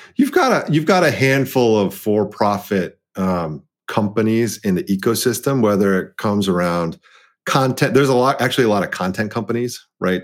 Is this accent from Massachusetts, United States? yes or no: no; Dallas, Texas, United States; being the the eldest child of an immigrant um, set of parents and growing up in Dallas, Texas